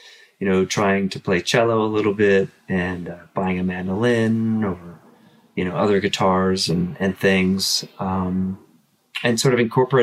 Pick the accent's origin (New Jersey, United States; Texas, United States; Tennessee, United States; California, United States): California, United States; Southern; also born or lived in Canada; I was born in Canada, but right after I was born, basically, we moved to Southern California